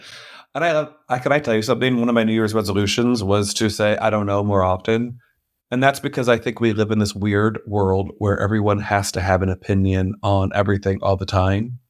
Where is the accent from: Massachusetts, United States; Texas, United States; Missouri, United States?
Missouri, United States; St. Louis; moved away as an adult; I grew up in Saint Louis, Missouri